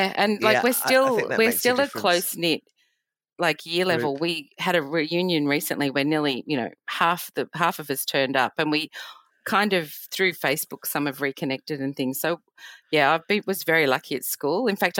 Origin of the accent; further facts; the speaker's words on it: New South Wales, Australia; born there; also born or lived in Portsea; So I grew up, I was born in New South Wales, but my dad's an army. I'm an army child.